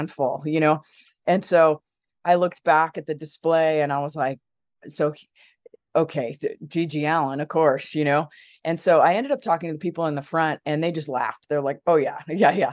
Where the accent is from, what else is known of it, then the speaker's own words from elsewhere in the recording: Los Angeles, California, United States; I grew up in Los Angeles